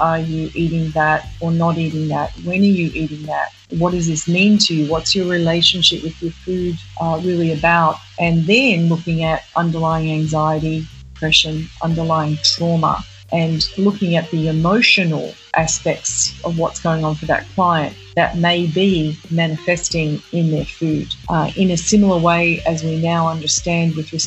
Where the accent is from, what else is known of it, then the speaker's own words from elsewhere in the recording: Australia; moved away as an adult; now in New York, United States; Born and raised in Australia. I came to New York probably about, 20 years ago.